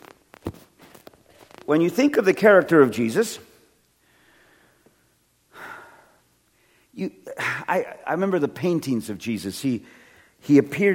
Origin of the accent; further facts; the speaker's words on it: California, United States; I come from California, where everything's made out of wood, so it manages earthquakes